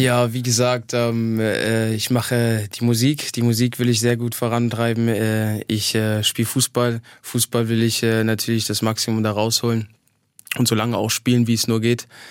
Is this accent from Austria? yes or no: no; eastern Germany, Germany; moved away; also born or lived in Halle an der Saale; ich bin in, in, in, im Osten groß geworden